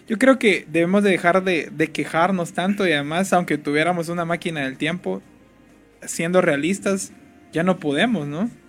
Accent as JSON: {"language": "Spanish", "town": "Jalpatagua", "region": "Jutiapa", "country": "Guatemala", "moved": "yes", "said": "yo no soy de aquí sino que yo soy de Jalpatagua"}